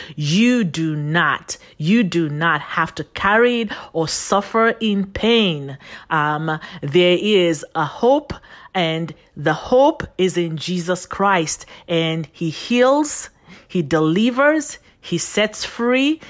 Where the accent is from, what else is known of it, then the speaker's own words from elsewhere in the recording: Nigeria; also born or lived in Phoenix, Arizona, United States; now in United States; I was sent on, um, the long fly from here, U S A to Nigeria, Africa. And I was raised by my paternal grandparents. And so I grew up with them